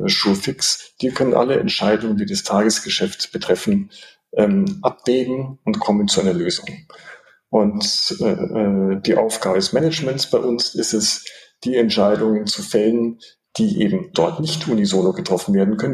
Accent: Munich, Bavaria, Germany; ich bin äh, in München aufgewachsen, geboren und aufgewachsen

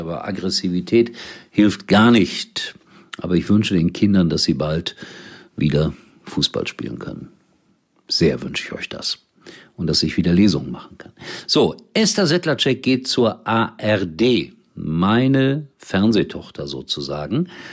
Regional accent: Gelsenkirchen, North Rhine-Westphalia, Germany; ich bin am Rhein-Herne-Kanal groß geworden, in Gelsenkirchen

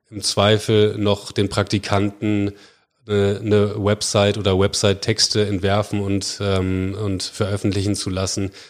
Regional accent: Bremen, Germany; Entschuldigung, nicht gebürtiger Bremer, ich bin Bremer

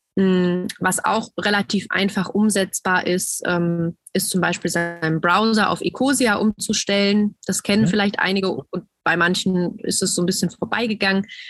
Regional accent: Germany; bei uns in Deutschland

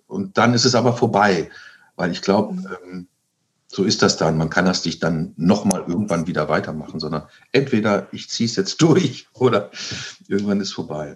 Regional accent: East Frisia, Lower Saxony, Germany; moved away; ich ähm, einen Großteil meiner Kindheit äh, äh, im Norden verbracht habe, in Ostfriesland

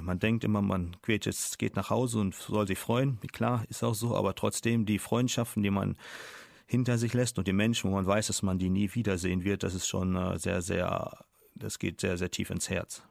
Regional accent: Germany; moved away as an adult; also born or lived in China; als Deutscher

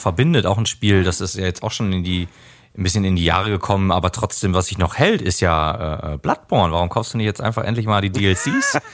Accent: Germany; bei uns in Deutschland

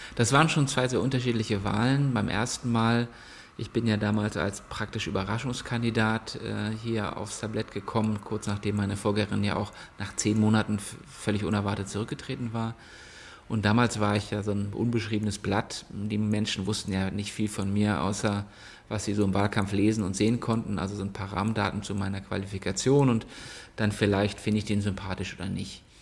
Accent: a small village near Plön, Schleswig-Holstein, Germany; moved away as an adult; also born or lived in Berlin; now in Kiel, Germany; komme wie gesagt aus einem kleinen Dorf in der Nähe von Plön, also bin Schleswig-Holsteiner

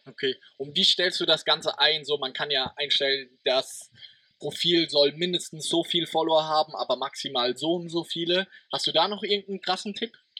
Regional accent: Germany; meiner Heimat, weil die, oder aus Deutschland

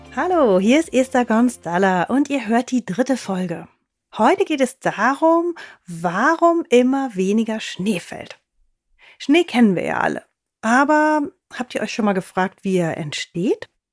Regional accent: Germany; bei uns in Deutschland

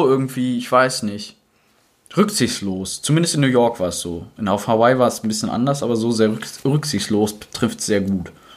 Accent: Germany; bei uns in Deutschland

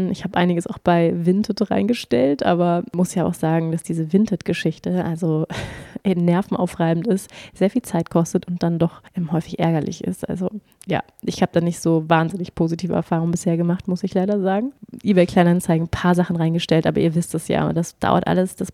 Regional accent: Schleswig-Holstein, Germany; also born or lived in Hamburg; Ich bin in Hamburg geboren und dann sind wir nach Schleswig-Holstein gezogen, aufs Land, so richtig ähm, hinter der letzten Milchkanne.

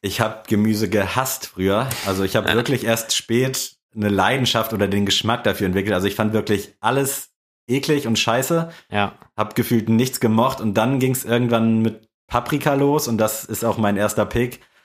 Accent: Buxtehude, Lower Saxony, Germany; bei uns in Buxtehude

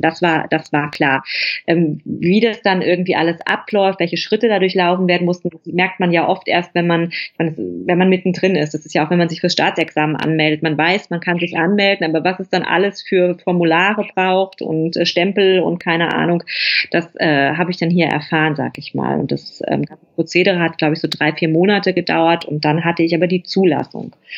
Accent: Germany; moved away as an adult; also born or lived in Rome / Tuscany; now in Italy; ich habe in der Stadt, in der ich, ähm, meine Praxis hatte, bin ich geboren. Ich bin in dem Krankenhaus geboren, in dem ich meine Facharztausbildung gemacht habe. Ich habe dort Abitur gemacht

